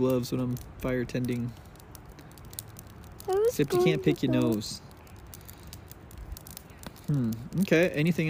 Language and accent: English; Colorado, United States; We're just from Colorado.